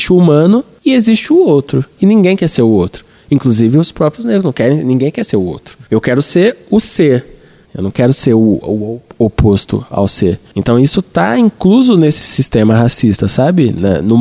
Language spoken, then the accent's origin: Portuguese; São Paulo, Brazil; temos uma origem social muito parecida. Eu sou do Capão, você é ali de perto do Grajaú.